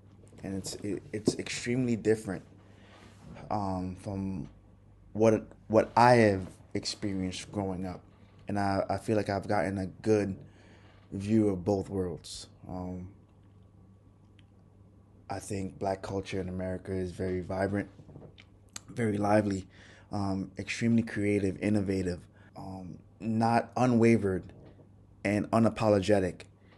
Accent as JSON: {"language": "English", "town": "Brooklyn", "region": "New York", "country": "United States", "tie": "born or raised there", "also_born_or_lived": "Trinidad", "said": "I think that was one thing that was a problem for me growing up in Brooklyn"}